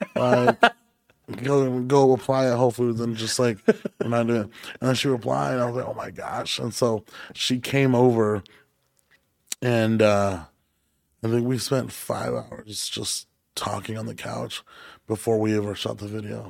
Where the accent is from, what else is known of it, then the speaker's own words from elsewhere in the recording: Hanford, California, United States; moved away; I grew up in Hanford, California, which is near Fresno